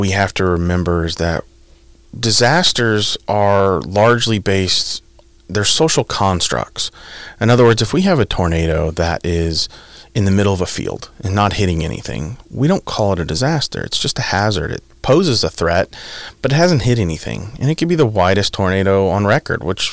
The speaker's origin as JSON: {"language": "English", "region": "Midwest", "country": "United States", "tie": "born or raised there", "also_born_or_lived": "Illinois", "moved": "as an adult", "lives_now": "Pennsylvania, United States", "said": "I'm from the Midwest. It was a big culture shock, right? It's I grew up in a decent sized town, of 150,000"}